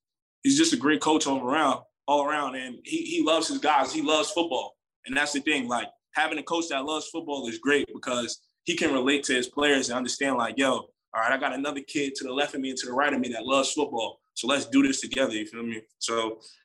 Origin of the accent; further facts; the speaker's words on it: New York, United States; moved away; I'm from New York